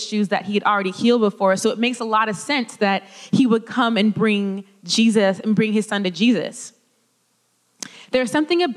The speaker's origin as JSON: {"language": "English", "region": "California", "country": "United States", "moved": "yes", "said": "I'm from California"}